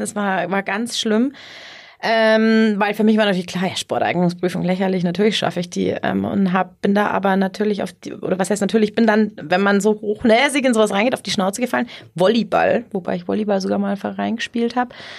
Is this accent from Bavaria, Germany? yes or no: yes; Ohlstadt, Bavaria, Germany; also born or lived in Innsbruck / Munich; ich komm hier, ähm, aus der Ecke, aus Ohlstadt, kennen wahrscheinlich die wenigsten, aber, äh, Landkreis Garmisch-Partenkirchen